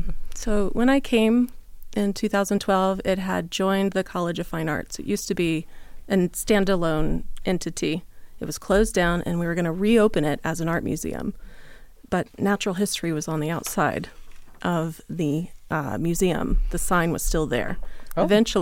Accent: Southeast, United States; now in Las Vegas, United States; And I grew up in the Southeast, moved a lot as a child.

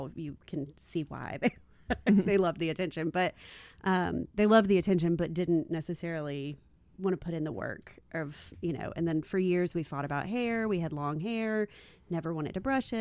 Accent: Arkansas, United States; I'm from Arkansas

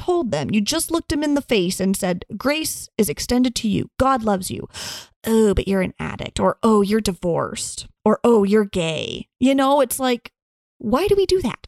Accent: United States; growing up in the United States and being a woman

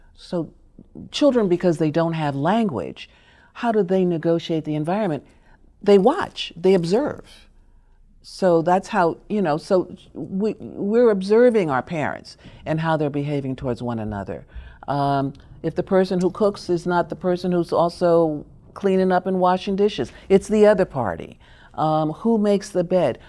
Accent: New York, United States; also born or lived in Chicago; so we lived in Harlem when we moved from, I was born in Chicago

